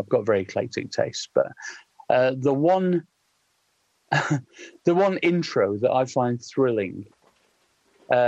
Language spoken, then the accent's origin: English; Sheffield, Yorkshire and the Humber, United Kingdom; I grew up in Sheffield, which is, you know, jokingly referred to as the Socialist Republic of South Yorkshire.